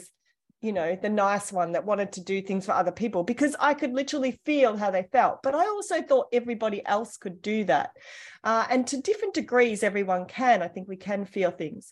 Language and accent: English; Australia; I was born in Australia. I'm from a large family.